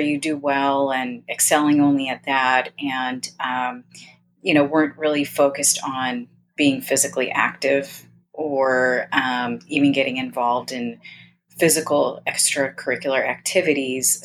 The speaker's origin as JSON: {"language": "English", "region": "Southern California", "country": "United States", "tie": "born or raised there", "said": "I grew up in Southern California and I, I, I currently live in Southern California."}